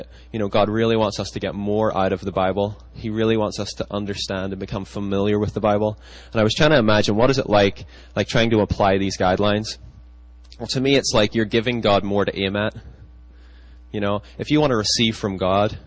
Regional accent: United Kingdom; now in United States; I grew up in Britain, and, you know, when I came to the States

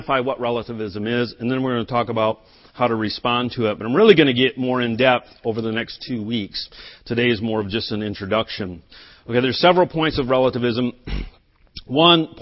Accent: United States; first language English; I was born in America. I learned English

